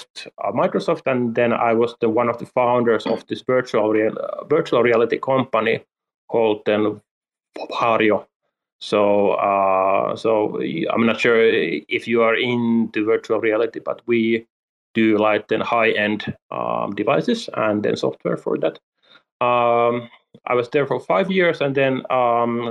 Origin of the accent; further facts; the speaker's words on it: Helsinki, Uusimaa, Finland; I'm from Helsinki, Finland